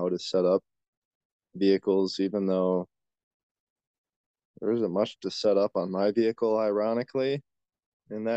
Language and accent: English; La Crosse, Wisconsin, United States; I'm from Wisconsin, in the La Crosse area